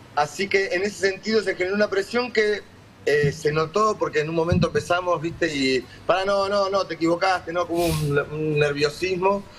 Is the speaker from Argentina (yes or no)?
yes; Conurbano, Buenos Aires Province, Argentina; somos blancos, sí, pero también somos argentinos y conocemos y somos de conurbano